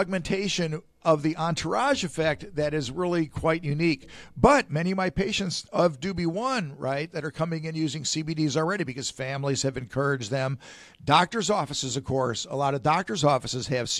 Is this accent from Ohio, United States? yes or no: yes; Ohio, United States; now in Florida, United States; I'm from Ohio